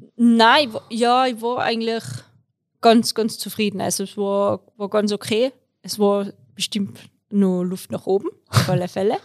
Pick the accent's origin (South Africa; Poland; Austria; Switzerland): Austria; Tyrolean Unterland; moved away as an adult; now in Innsbruck, Austria; ich komme eigentlich aus dem Unterland, ähm, wohne aber seit ich studiert habe in Innsbruck